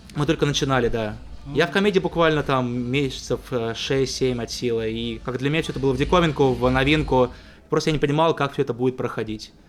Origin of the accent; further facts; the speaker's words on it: Ryazan, Ryazan Oblast, Russia; это было в Рязани, там, откуда я родом